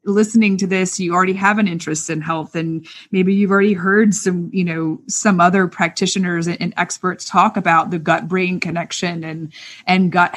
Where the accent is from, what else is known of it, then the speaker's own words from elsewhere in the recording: the South, United States; I'm from the South.